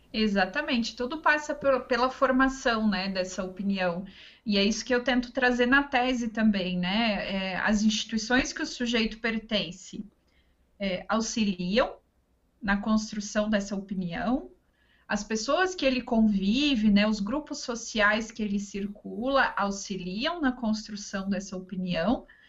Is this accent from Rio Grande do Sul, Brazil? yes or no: yes; Ametista do Sul, Rio Grande do Sul, Brazil; moved away as an adult; also born or lived in Passo Fundo, Brazil / Florianópolis, Brazil; na minha cidade natal, que é Ametista do Sul, fica no Rio Grande do Sul